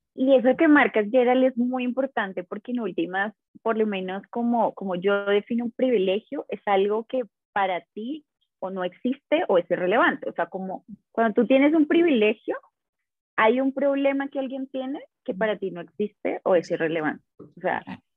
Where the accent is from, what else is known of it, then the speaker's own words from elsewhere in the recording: Colombia; soy, soy de acá de Colombia